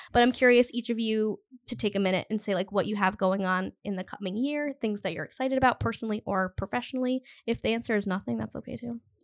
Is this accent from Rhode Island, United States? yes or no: yes; Cumberland, Rhode Island, United States; I grew up in Cumberland, which is, like, there's no main street in Cumberland